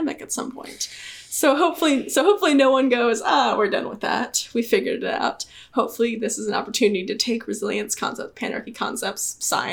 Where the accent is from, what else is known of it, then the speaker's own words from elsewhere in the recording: Georgia, United States; my home state of Georgia